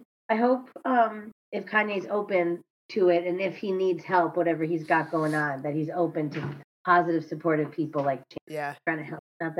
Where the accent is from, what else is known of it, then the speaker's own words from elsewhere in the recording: Chicago, Illinois, United States; accent: Chicago; That's my Chicago accent.